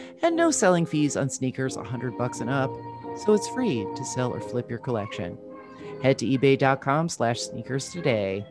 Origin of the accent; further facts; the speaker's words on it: New Jersey, United States; I'm from New Jersey